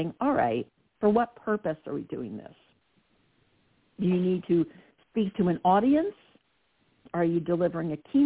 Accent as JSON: {"language": "English", "region": "New Jersey", "country": "United States", "said": "I'm from Jersey"}